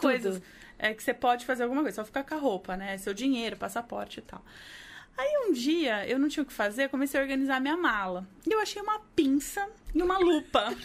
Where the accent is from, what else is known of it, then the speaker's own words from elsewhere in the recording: Brazil; eu sou brasileira